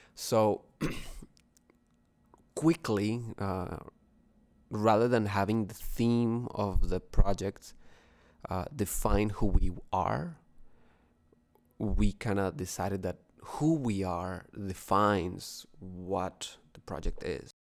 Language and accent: English; Bogotá, Bogotá Capital District, Colombia; now in Toronto, Canada; from, from Colombia, from Bogotá